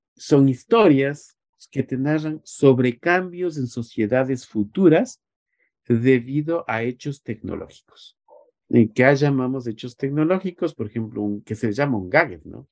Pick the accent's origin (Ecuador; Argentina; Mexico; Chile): Ecuador; nos ha restringido como ecuatorianos